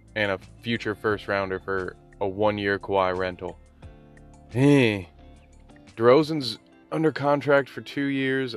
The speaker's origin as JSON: {"language": "English", "region": "Tennessee", "country": "United States", "tie": "born or raised there", "said": "I was born in Tennessee."}